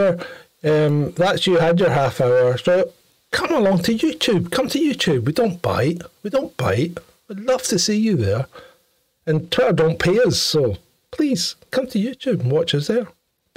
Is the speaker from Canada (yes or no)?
no; Ayr, Scotland, United Kingdom; the county of Ayr, my hometown